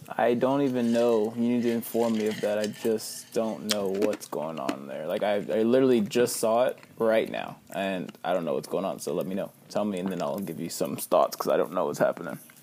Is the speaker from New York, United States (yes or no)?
no; Victoria, Texas, United States; I'm from Victoria